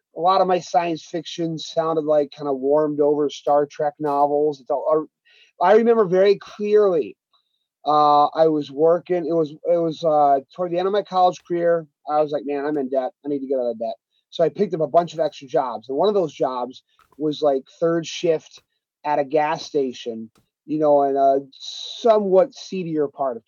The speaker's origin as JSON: {"language": "English", "town": "Harpersville", "region": "New York", "country": "United States", "tie": "born or raised there", "also_born_or_lived": "Castle Creek, New York", "said": "as a kid growing up in Harpersville, areas, you know, where I live now in Castle Creek, New York, and Binghamton, New York"}